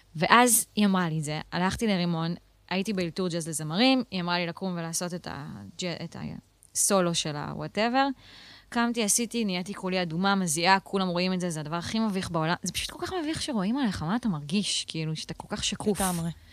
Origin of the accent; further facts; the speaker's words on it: Israel; also born or lived in Tel Aviv / central Israel; נולדתי במרכז, לא בדיוק בתל אביב, אבל עברנו גם לתל אביב, ואז עברנו אה, לגולן